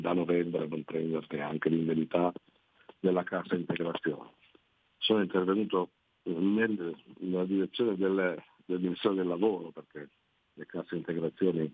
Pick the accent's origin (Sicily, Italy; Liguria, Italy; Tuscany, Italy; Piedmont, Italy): Liguria, Italy; noi come Liguri